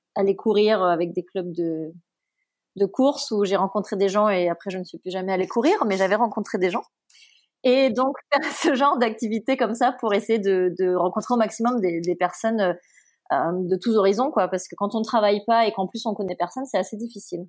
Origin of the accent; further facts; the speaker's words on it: Martinique; moved away as an adult; also born or lived in Paris; j'ai quitté la Martinique où j'avais passé toute ma vie pour aller en prépa à Paris